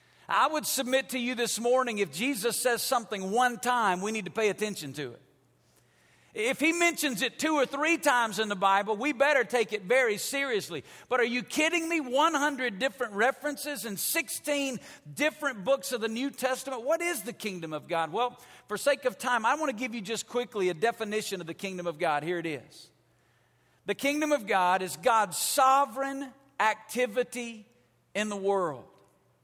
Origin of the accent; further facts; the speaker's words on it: Alabama, United States; moved away as an adult; now in Las Vegas, United States; I grew up in Alabama. When you're from Alabama, you don't go to Las Vegas